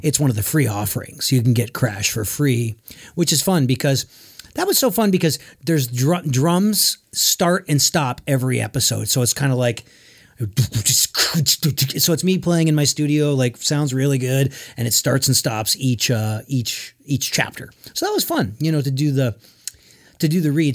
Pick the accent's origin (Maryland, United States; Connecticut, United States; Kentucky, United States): Connecticut, United States; now in Nashville, United States; We're both from Connecticut.